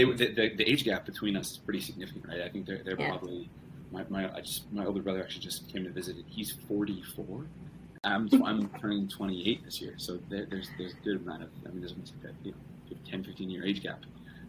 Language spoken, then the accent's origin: English; central New Jersey, United States; Yeah, so I grew up in central New Jersey, which is a place. Don't let anybody tell you differently. And my mom is from England, from the northwest of England, so about an hour north of Manchester.